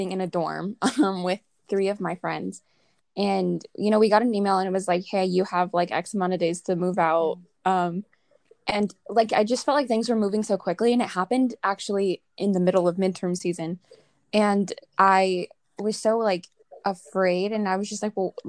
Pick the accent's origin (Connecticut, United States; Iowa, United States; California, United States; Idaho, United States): California, United States; Southern; I'm from Southern California, so that's where I'm currently at right now